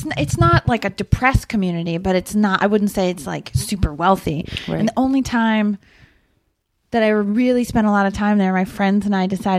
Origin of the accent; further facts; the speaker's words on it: Rockville Centre, New York, United States; moved away as an adult; also born or lived in San Francisco / Brooklyn; I grew up in Rockville Center